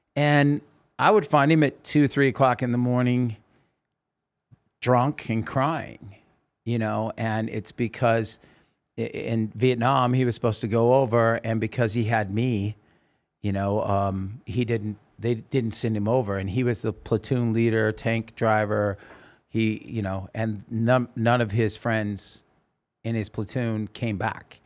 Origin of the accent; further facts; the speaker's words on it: Oregon, United States; now in California, United States; As a kid, I grew up in Oregon